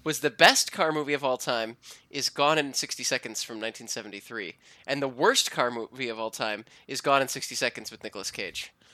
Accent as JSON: {"language": "English", "town": "Cleveland", "region": "Ohio", "country": "United States", "tie": "born or raised there", "moved": "yes", "said": "Swenson's, which is my hometown drive-in"}